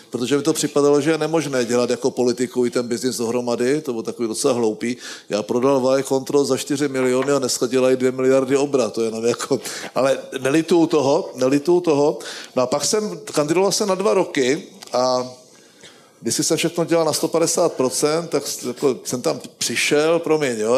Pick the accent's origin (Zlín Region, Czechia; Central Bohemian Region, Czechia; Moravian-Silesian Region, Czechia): Zlín Region, Czechia; víte, já, já jsem z Valašska a my si svoje zvyky nosíme všude sebou.